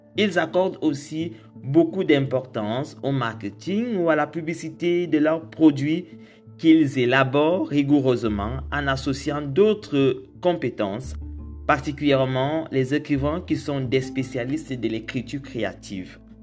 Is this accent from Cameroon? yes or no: yes; Cameroon; je suis camerounais